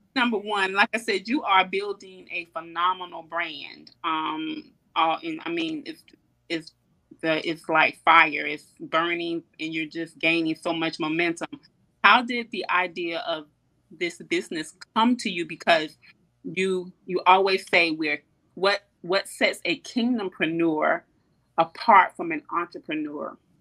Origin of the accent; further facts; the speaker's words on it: Columbia, South Carolina, United States; I'm born and raised in Columbia, South Carolina.